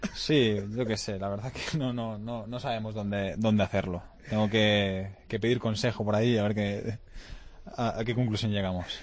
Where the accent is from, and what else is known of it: Lleida, Catalonia, Spain